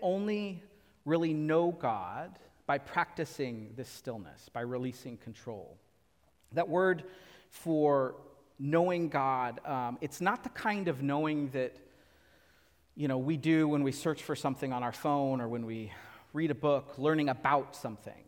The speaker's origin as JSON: {"language": "English", "area": "Central Valley", "region": "California", "country": "United States", "tie": "born or raised there", "moved": "yes", "lives_now": "Southern California, United States", "said": "I grew up in the Central Valley. We grew up just with lots of tomatoes"}